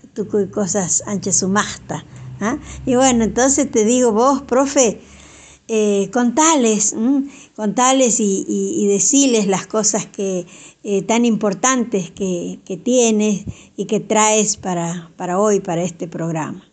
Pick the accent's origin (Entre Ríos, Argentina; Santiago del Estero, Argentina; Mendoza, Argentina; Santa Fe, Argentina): Santiago del Estero, Argentina; nuestra lengua madre, la quichua santiagueña